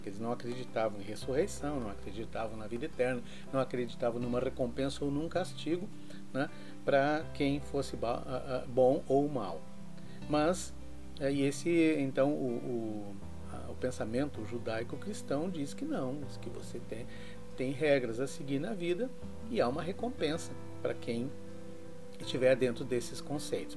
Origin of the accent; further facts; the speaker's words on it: Serra Gaúcha, Rio Grande do Sul, Brazil; na região onde eu fui criado, que é a Serra Gaúcha